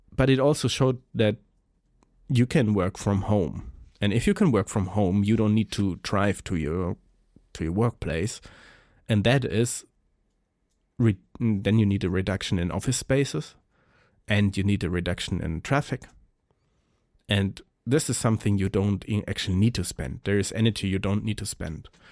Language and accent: English; Germany; I'm coming from Germany.